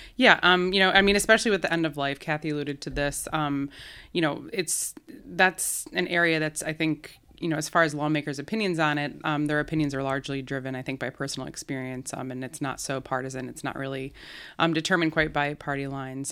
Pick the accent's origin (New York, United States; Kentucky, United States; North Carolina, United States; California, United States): New York, United States; Albany; I'm from Albany. I grew up. I grew up here. Grew up going to Catholic school here